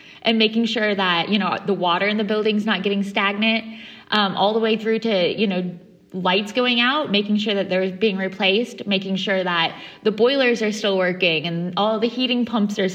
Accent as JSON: {"language": "English", "region": "Midwest", "country": "United States", "moved": "as an adult", "lives_now": "London, United Kingdom", "said": "I'm originally from the Midwest"}